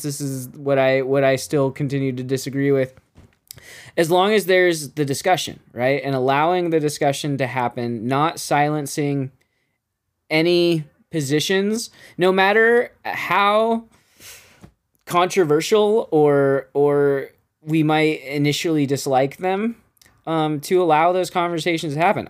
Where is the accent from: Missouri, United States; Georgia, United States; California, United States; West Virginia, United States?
California, United States; Bakersfield; I grew up in Bakersfield